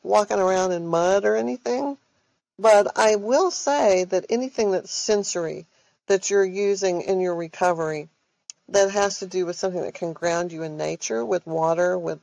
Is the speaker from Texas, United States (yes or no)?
yes; Austin, Texas, United States; moved away as an adult; now in Silicon Valley, United States; I'm from Austin, Texas, I'm not your stereotypical Texan